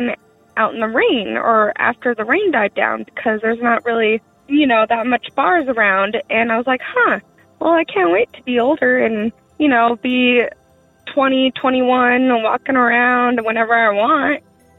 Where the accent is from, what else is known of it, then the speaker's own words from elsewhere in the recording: Rock Springs, Wyoming, United States; I'm from Rock Springs, Wyoming, and where this happened.